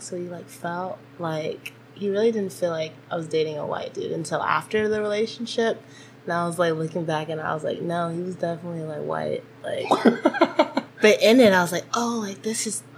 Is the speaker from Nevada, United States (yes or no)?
no; Stockton, California, United States; also born or lived in Davis; now in Merced, United States; I live in Merced right now, but I'm definitely, like, you know, from Stockton